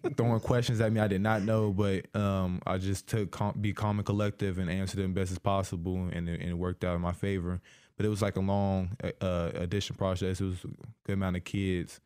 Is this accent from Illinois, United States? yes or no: yes; Decatur, Illinois, United States; I grew up in Decatur my whole life